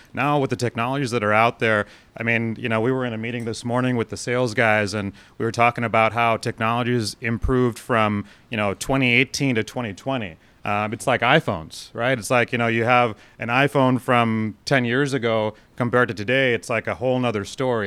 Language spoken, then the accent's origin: English; Texas, United States; growing up in Texas